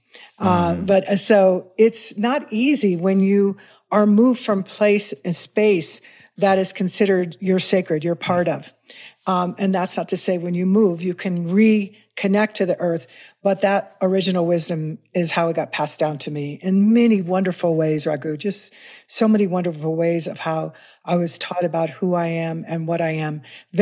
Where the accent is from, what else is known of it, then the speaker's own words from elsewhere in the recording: Kansas City, Missouri, United States; Well, I grew up in Missouri, in Kansas City.